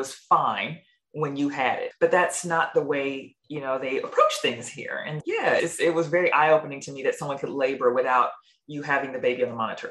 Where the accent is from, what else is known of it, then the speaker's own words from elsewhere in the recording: United States; accent: American; moved away as an adult; also born or lived in New Zealand; now in Melbourne, Australia; that American accent